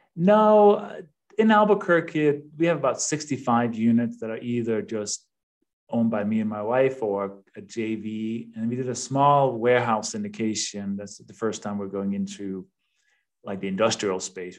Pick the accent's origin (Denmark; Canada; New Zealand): Denmark; English is a second language; moved away as an adult; also born or lived in East Coast, United States; now in United States; I have a little bit of an accent. I was born and raised in Denmark.